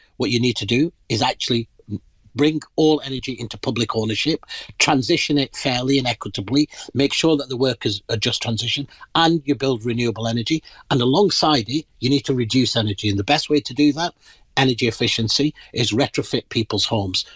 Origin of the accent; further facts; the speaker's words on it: Pakistan; moved away; I'm originally from the Indian subcontinent. Uh, in my country of origin, Pakistan